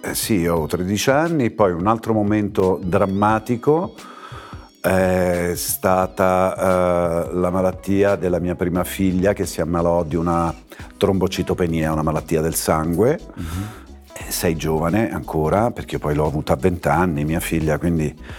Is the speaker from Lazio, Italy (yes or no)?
yes; Rome, Lazio, Italy; Io sono di Ostia e la, la pista B25 eh, di Fiumicino decolla proprio sul mare. E da bambini vedevamo questi giganti